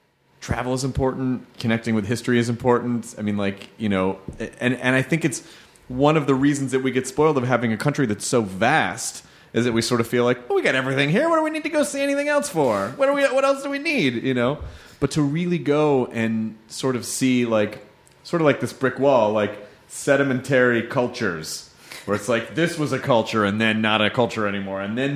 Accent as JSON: {"language": "English", "country": "United States", "said": "I've always as an American, being able to go over and seeing like really, really, really old things"}